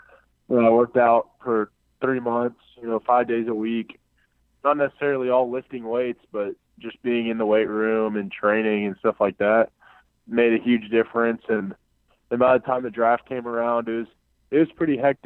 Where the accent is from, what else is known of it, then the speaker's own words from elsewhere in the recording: Houston, Texas, United States; I'm from Northwest Houston. I'm from the Cypress area